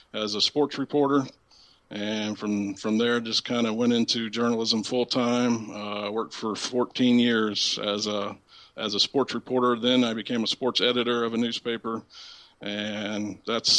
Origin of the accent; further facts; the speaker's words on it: Southern Illinois, United States; I live in Centralia, Illinois. I'm from Southern Illinois.